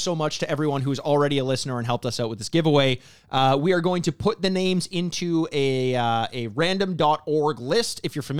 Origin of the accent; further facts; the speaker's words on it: Texas, United States; I'm from Texas.